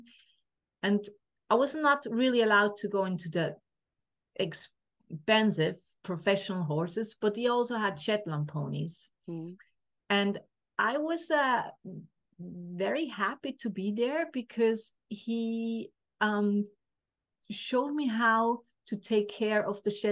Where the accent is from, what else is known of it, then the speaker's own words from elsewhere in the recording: Switzerland; I grew up in a family. My dad had was self-employed, has a mechanic workshop, and I'm from Switzerland